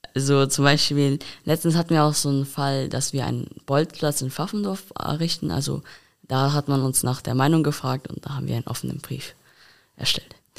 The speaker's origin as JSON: {"language": "German", "town": "Koblenz", "region": "Rhineland-Palatinate", "country": "Germany", "said": "Ich komme aus der Altstadt tatsächlich auch"}